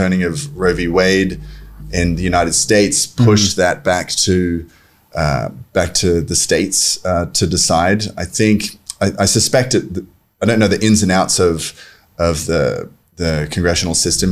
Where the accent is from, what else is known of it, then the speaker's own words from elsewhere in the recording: Australia; now in Buenos Aires, Argentina; I'm Australian